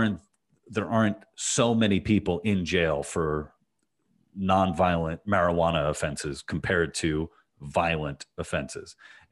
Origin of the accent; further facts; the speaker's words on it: United States; I'm a libertarian. I'm an American libertarian.